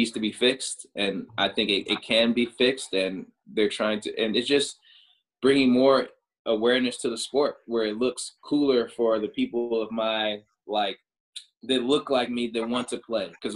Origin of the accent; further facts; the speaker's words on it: Chicago, Illinois, United States; I grew up in the Midwest, so like Chicago, like Illinois